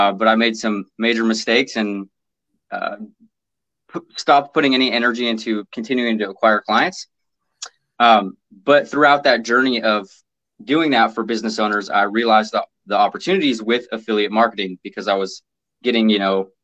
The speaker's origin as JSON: {"language": "English", "town": "Portland", "region": "Oregon", "country": "United States", "tie": "born or raised there", "lives_now": "Vancouver, United States", "said": "I've been born and raised in Portland, Oregon."}